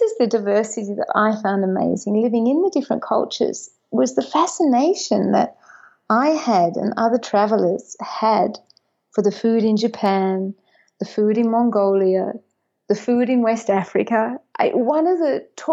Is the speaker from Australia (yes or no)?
yes; Australia; also born or lived in Sunshine Coast hinterland, Queensland; I'm Australian, Irish, Catholic, English speaker.